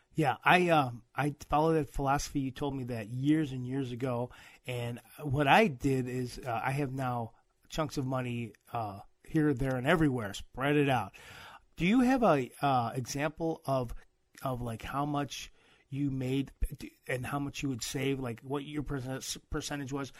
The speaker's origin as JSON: {"language": "English", "region": "Midwest", "country": "United States", "said": "I'm from the Midwest"}